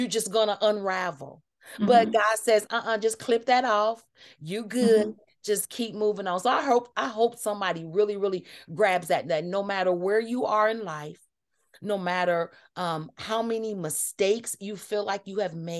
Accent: Kansas City, United States; I'm from Kansas City

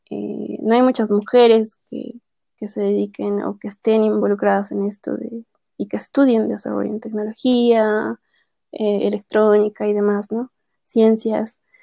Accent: La Paz, Bolivia; Yo soy de La Paz, que es la sede de gobierno de, mi país

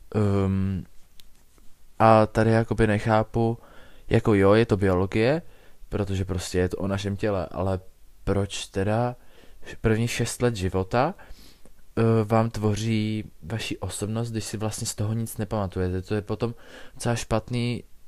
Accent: Czechia; jsem se narodil v České republice a v roce dva tisíce šest

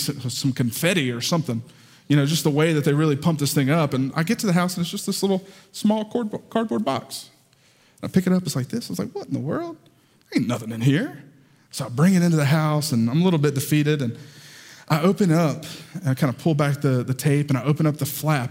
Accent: the South, United States; accent: southern; my southern accent

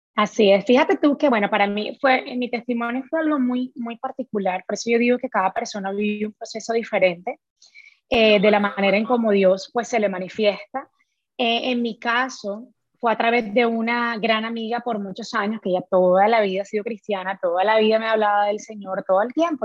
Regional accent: Colombia; moved away as an adult; also born or lived in Florida, United States; now in Houston, United States; soy de Colombia

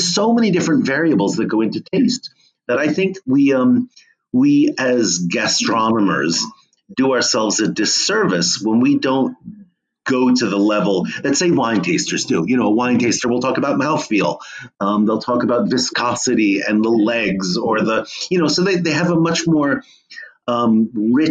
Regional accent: Monmouth County, New Jersey, United States; now in California, United States; I grew up in New Jersey amidst some beautiful apple orchards in Monmouth County

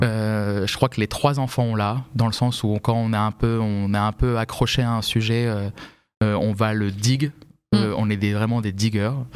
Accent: Vincennes, Île-de-France, France; J'ai grandi à Paris. J'ai grandi à Vincennes, en réalité

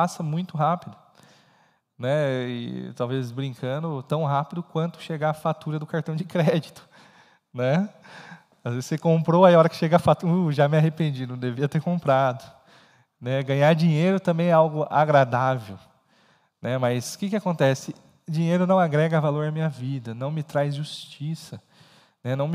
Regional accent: Brazil; E aí eu estou falando isso que é nosso perfil não é porque somos brasileiros, e aqui é um, às vezes um, uma espécie de extrato aí do, do brasileiro lidando com, com, com, com dívidas.

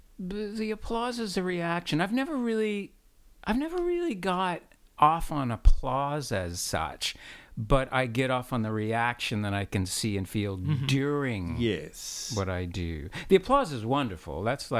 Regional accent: United States; I got parts as an American because I went, I can be up for that one because I really am an American.

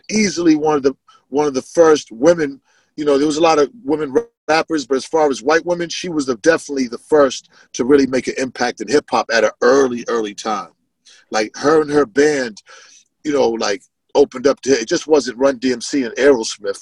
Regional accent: Boston, Massachusetts, United States; born or raised there

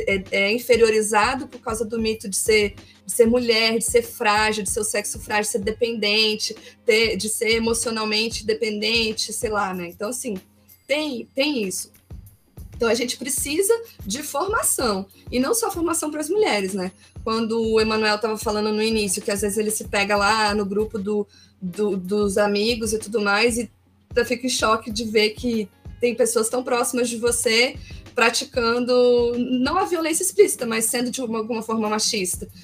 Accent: Brasília, Federal District, Brazil; also born or lived in Porto Alegre; eu sou de Brasília, estou ah, morando tá. aqui agora, mas eu Deixa morei em Porto Alegre uhum. seis, seis anos. Voltei para cá agora em novembro.

